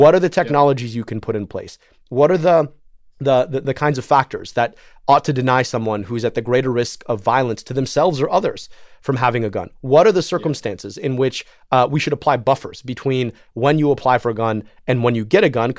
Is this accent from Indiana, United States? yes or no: no; Michigan, United States; I'm from Michigan